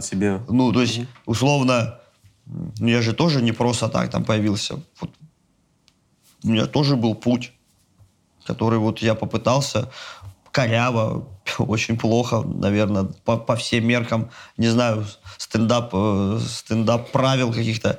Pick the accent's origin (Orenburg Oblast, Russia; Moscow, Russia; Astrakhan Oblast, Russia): Astrakhan Oblast, Russia; Astrakhan; я причем из Астрахани